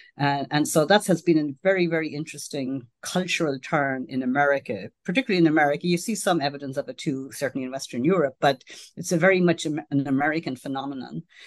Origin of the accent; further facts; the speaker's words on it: Ireland; now in United States; I grew up in Ireland, which in those days, uh, it was a very Catholic society.